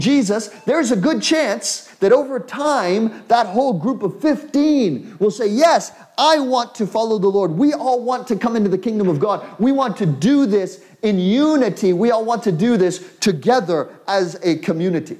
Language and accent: English; United States; as an American, I come from an individual culture